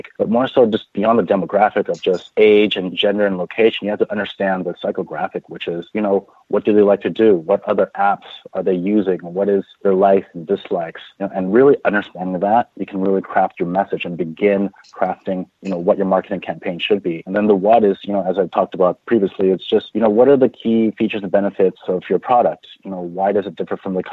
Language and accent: English; San Francisco, California, United States; Bay Area local, born and raised in San Francisco